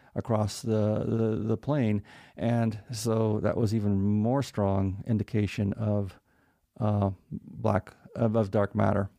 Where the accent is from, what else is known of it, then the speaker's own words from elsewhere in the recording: New Mexico, United States; I'm from New Mexico